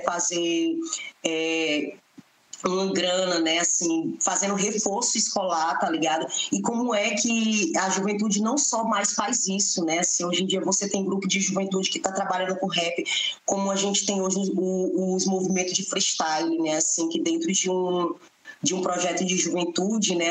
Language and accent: Portuguese; Fortaleza, Ceará, Brazil; sou moradora né, de periferia, nasci e me criei no Beco da Galinha